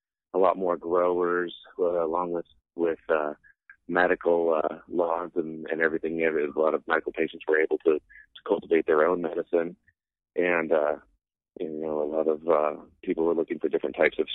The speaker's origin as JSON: {"language": "English", "region": "California", "country": "United States", "tie": "born or raised there", "said": "growing up in California in the mountains"}